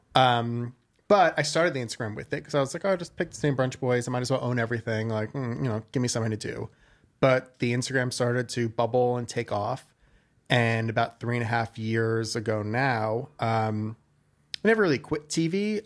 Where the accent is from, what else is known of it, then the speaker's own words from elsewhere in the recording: Westchester, New York, United States; also born or lived in Brooklyn, New York; now in New York City, United States; so I was born in Brooklyn. I grew up in Westchester, which, if you guys don't know, it is just north of the city